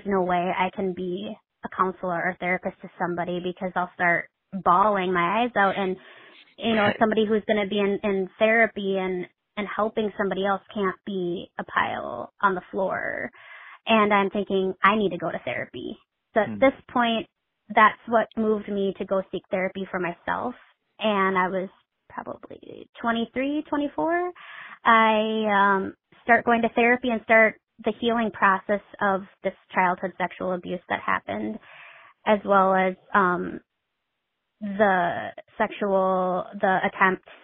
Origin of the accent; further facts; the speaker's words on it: Midwest, United States; I'm from the Midwest.